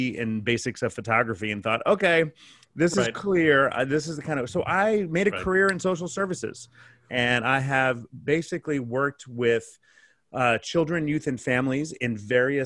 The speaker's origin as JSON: {"language": "English", "region": "California", "country": "United States", "tie": "born or raised there", "also_born_or_lived": "San Diego", "said": "I am born and raised Californian"}